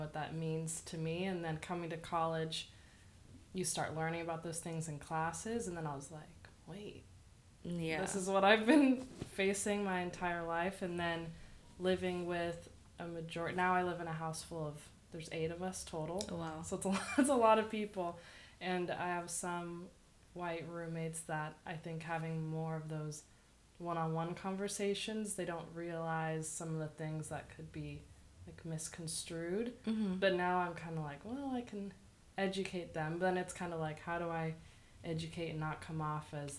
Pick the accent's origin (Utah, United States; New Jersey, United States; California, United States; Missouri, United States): California, United States; Downey; I grew up in Downey, so it's definitely more of a melting pot there